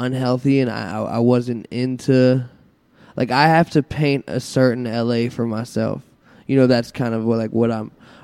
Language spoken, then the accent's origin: English; Pittsburgh, Pennsylvania, United States; also born or lived in Los Angeles; now in Brooklyn, United States; I'm from Pittsburgh.